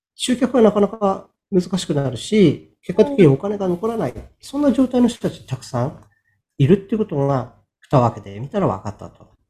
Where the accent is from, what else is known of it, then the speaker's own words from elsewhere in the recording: Sapporo, Hokkaido, Japan; 地元の北海道札幌市のですね、出版社に